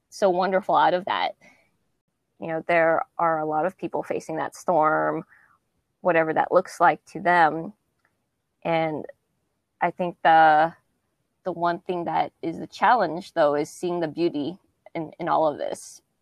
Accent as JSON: {"language": "English", "region": "West Coast", "country": "United States", "tie": "born or raised there", "said": "growing up on the West Coast and never ever seeing that or experiencing that was um, something different."}